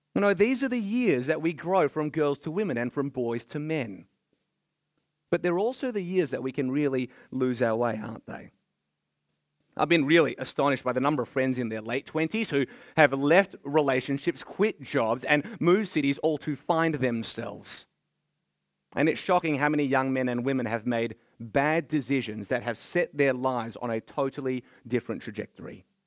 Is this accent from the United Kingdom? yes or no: no; Melbourne, Victoria, Australia; I was born here in Australia